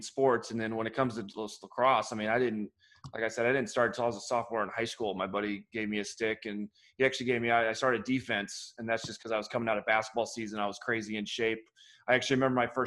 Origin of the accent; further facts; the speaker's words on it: Harrisburg, Missouri, United States; moved away; also born or lived in Columbia, Missouri; I grew up in Harrisburg, Missouri is my actual hometown. I lived on the line of Harrisburg, Missouri and Columbia, Missouri.